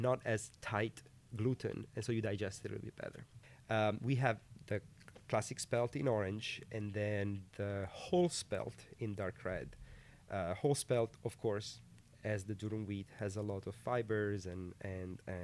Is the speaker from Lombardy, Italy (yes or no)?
no; Piedmont, Italy; moved away as an adult; also born or lived in California, United States; now in United States; we're both from Piemonte, a region northwest of Italy.